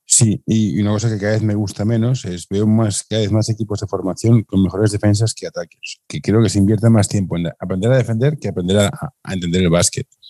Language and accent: Spanish; Barcelona, Catalonia, Spain; Yo soy de Barcelona